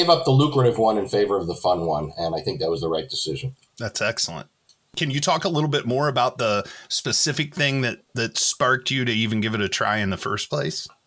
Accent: New York, United States; No, I'm from New York.

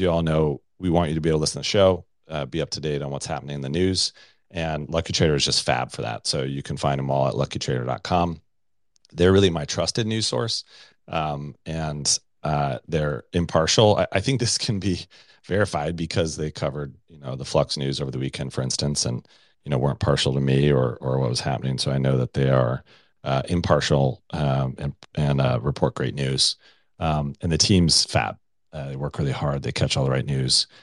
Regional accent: Colorado Springs, Colorado, United States; Colorado Springs, Colorado, my hometown

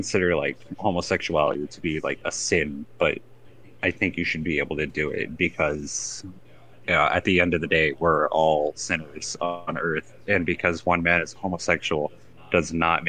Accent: Oklahoma, United States; moved away; Keep in mind, I grew up in Oklahoma.

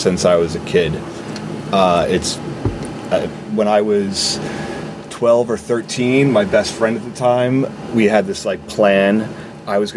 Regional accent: Northeast, United States; Growing up in the Northeast, we have access to the forest upstate

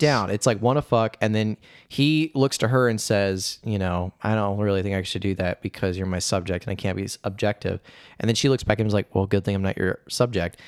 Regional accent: Indiana, United States; moved away; I was just back at my home state, Indiana

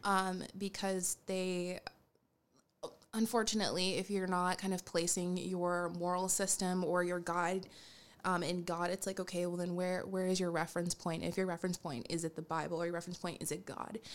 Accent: Rhode Island, United States; now in Boston, United States; I currently live in Boston, but I'm originally from Rhode Island.

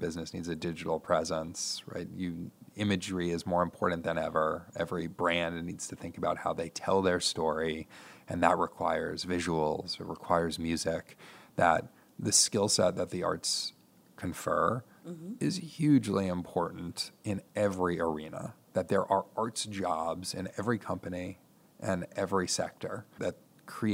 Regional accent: New York, United States; moved away as an adult; now in Toledo, United States; I'm from New York. I went away to college.

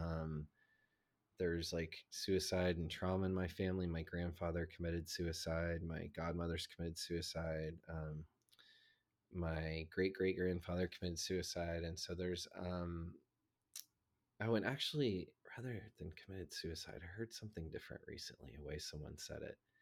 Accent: the South, United States; I grew up in the South

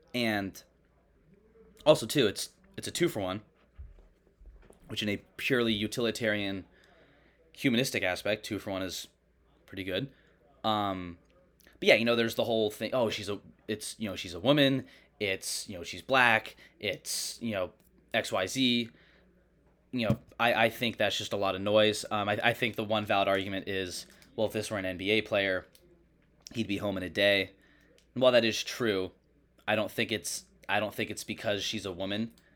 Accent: Oakland, California, United States; Born in Oakland

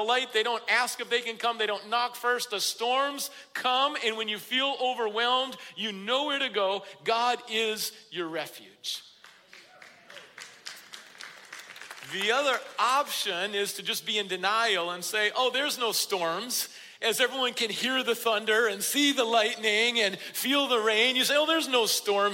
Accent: Midwest, United States; I grew up in the Midwest where there would be fierce storms in the winter

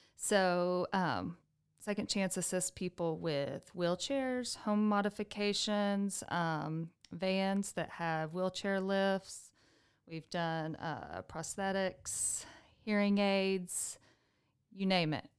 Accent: Amarillo, Texas, United States; I was born and raised in Amarillo

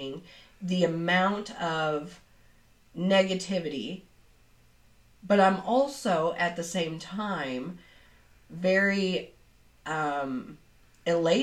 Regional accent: Southeast Missouri, United States; accent: twang; I come from Southeast Missouri. And I have a little bit of a twang

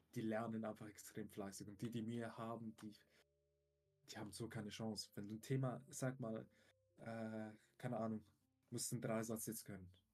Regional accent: Switzerland; bei uns in der Schweiz

